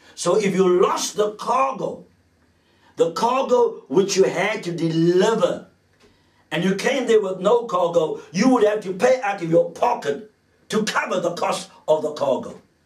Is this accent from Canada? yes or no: no; South Africa; being a South African growing up in the apartheid era